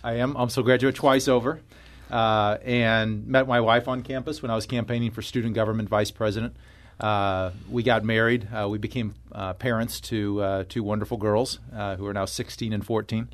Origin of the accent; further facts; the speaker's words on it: Florissant, Missouri, United States; I grew up in, uh, northern part of Saint Louis County in Florissant